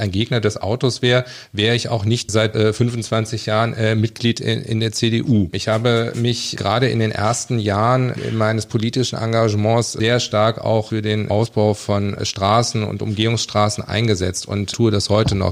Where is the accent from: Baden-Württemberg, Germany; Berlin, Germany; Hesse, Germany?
Hesse, Germany; Kassel; ich bin geboren in Kassel, aufgewachsen in einem Vorort, Felmer, und habe, bin auch später in Kassel zur Schule gegangen.